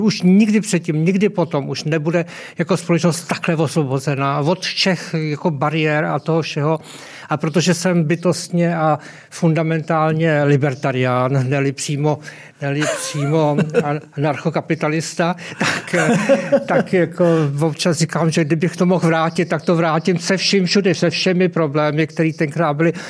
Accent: South Moravian Region, Czechia; já pocházím z Jižní Moravy

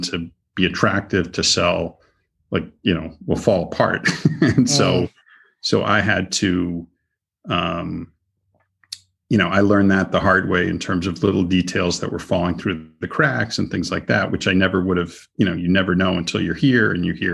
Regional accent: Boston, Massachusetts, United States; now in Florida, United States; I'm from Boston

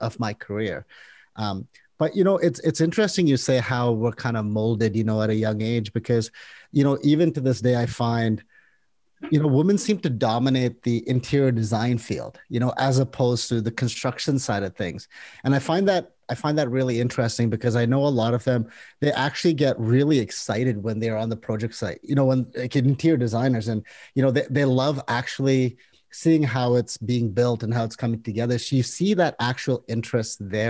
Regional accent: India; now in Canada; I was born in India

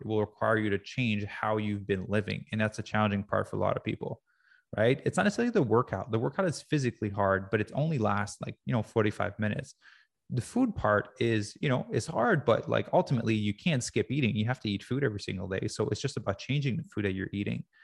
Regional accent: Quebec, Canada; I grew up in Quebec.

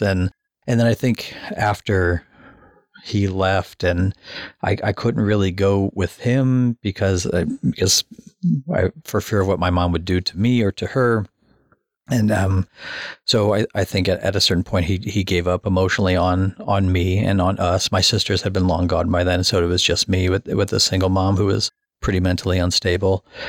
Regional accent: Omaha, Nebraska, United States; I grew up in South Omaha and I grew up fighting people every day

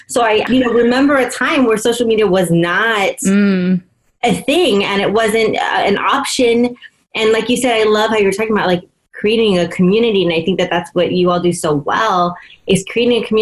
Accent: Union City, California, United States; first language English; I grew up in Union City

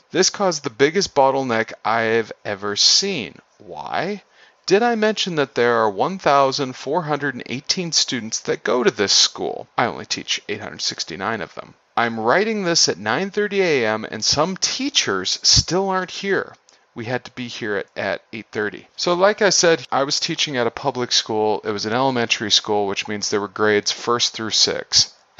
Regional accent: Idaho, United States; I'm originally from Idaho, and I've been back to Idaho in the winter.

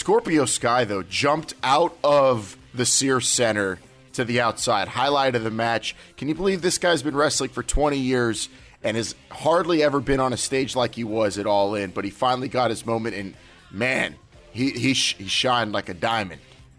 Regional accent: Southern California, United States; They could tell I was from Southern California

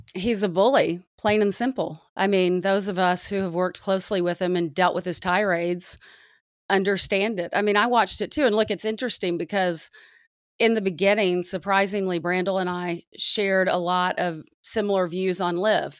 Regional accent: the South, United States; I grew up in the South

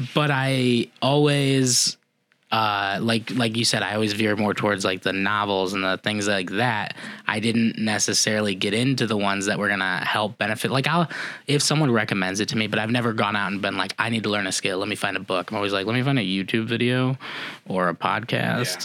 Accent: Indiana, United States; I grew up in Indiana

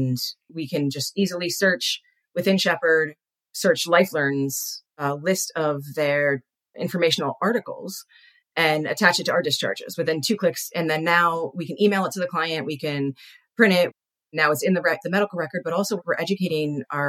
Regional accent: Philadelphia, Pennsylvania, United States; now in Arizona, United States; I'm from Philly

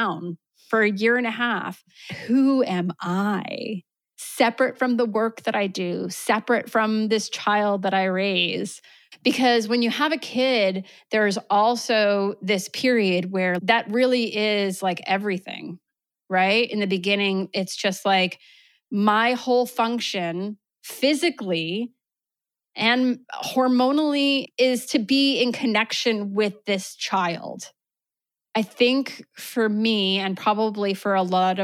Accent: New York, United States; moved away as an adult; now in Vermont, United States; I was born and raised in New York

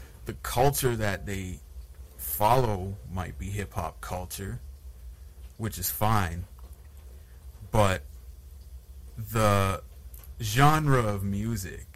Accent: Sudbury, Ontario, Canada; was actually born and raised in Sudbury

